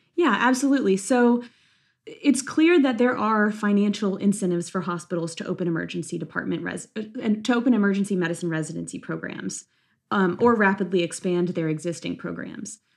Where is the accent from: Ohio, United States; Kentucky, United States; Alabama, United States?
Kentucky, United States; Lexington; I'm from Lexington, Kentucky, where I currently am in residency.